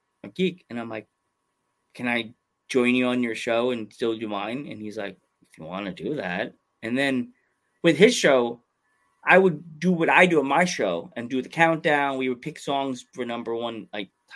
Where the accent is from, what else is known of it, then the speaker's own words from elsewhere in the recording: Long Island, New York, United States; I grew up on Long Island